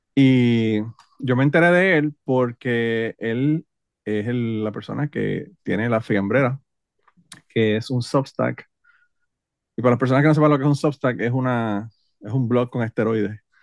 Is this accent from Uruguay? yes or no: no; Utuado, Puerto Rico; los utuadeños somos como los ponceños